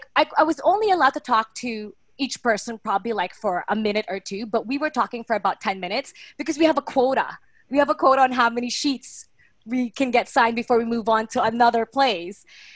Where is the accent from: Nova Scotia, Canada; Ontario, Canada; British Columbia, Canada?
Ontario, Canada; Toronto; now in Philippines; I'm from Toronto.